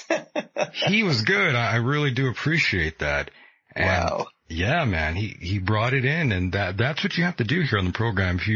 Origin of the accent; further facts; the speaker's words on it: England, United Kingdom; I'm from England